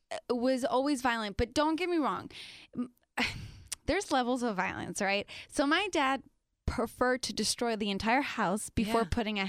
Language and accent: English; Tijuana, Baja California, Mexico; first language Spanish; English is a second language; moved away; also born or lived in San Diego, United States; I grew up in TJ.